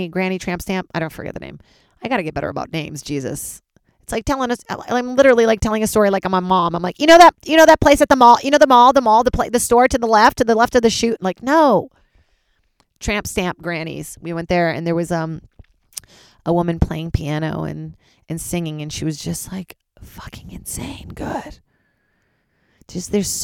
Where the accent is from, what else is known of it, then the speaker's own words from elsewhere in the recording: Charlottesville, Virginia, United States; moved away; also born or lived in Brazil; Charlottesville, Virginia, my hometown after Brazil